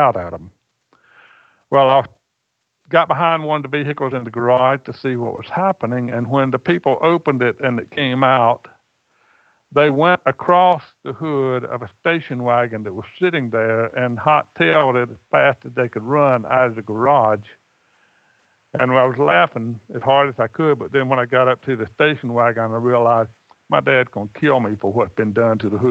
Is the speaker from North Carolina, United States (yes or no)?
yes; Scotland County, North Carolina, United States; we're in Scotland County because we are descendants of the first Highland Scots settlement in North Carolina